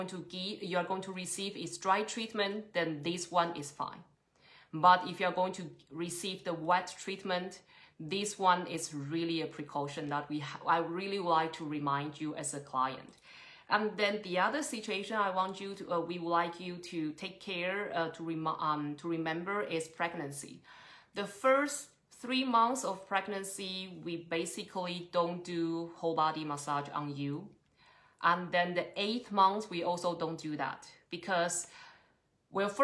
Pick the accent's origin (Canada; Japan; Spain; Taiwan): Taiwan; now in Trondheim, Norway; Originally, I'm from Taiwan, but I've been running my Ayurvedic clinic in Trondheim for almost 5 or 6 years